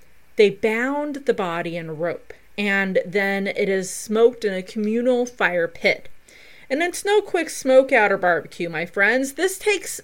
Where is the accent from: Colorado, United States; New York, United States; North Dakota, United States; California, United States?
Colorado, United States; also born or lived in Del Norte, Colorado; my home state of the beautiful Colorado